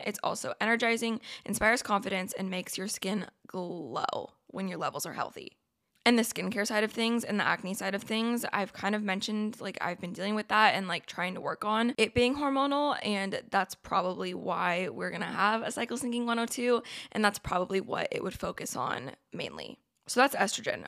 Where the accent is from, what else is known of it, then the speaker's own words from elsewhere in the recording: Oregon, United States; I'm from Oregon, went to Oregon State